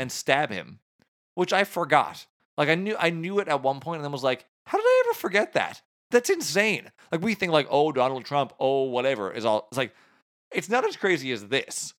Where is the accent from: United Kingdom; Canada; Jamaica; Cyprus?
Canada